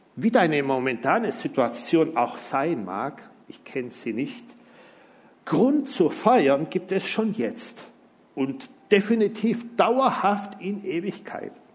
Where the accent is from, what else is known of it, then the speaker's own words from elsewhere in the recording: Simmersfeld, Baden-Württemberg, Germany; da ist auch mein Heimatdorf, das schönste Dorf der Welt, Simmersfeld.